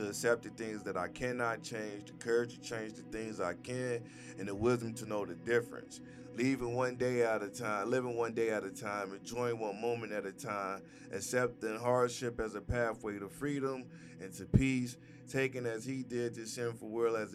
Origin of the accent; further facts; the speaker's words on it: Gary, Indiana, United States; moved away; I'm born and raised in Gary, Indiana